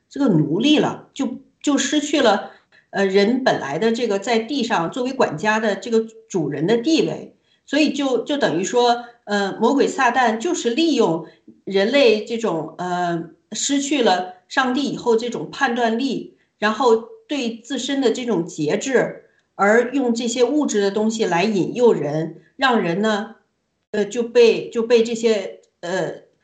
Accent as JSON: {"language": "Chinese", "country": "China", "moved": "yes", "said": "我们都是从大陆，呃，出来的人，也在大陆生活的时间不短"}